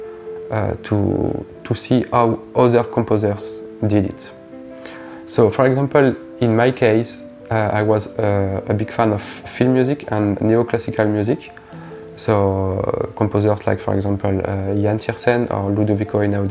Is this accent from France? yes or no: yes; Provence-Alpes-Côte d'Azur, France; from Provence